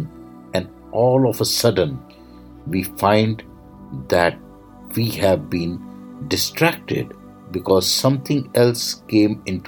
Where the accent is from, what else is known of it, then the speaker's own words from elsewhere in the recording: India; I am the Indian monk